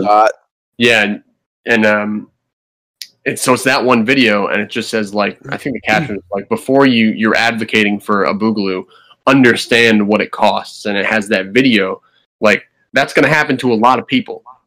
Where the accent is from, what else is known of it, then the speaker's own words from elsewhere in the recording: New Jersey, United States; now in Virginia, United States; I'm from New Jersey